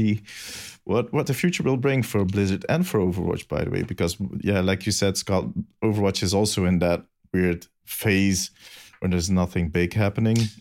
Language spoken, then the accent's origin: English; Belgium; English is a second language; I'm from Belgium. I have a good excuse for having a weird accent